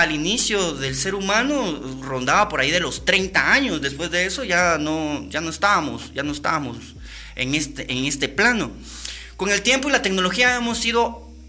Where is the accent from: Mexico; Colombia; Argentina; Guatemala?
Guatemala; nosotros realmente como guatemaltecos que vivimos y caminamos todos los días en las calles